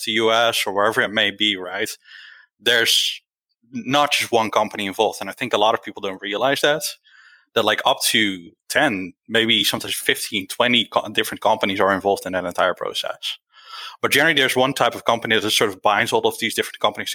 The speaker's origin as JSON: {"language": "English", "town": "Rotterdam", "region": "South Holland", "country": "Netherlands", "said": "I'm from the Rotterdam area in Holland."}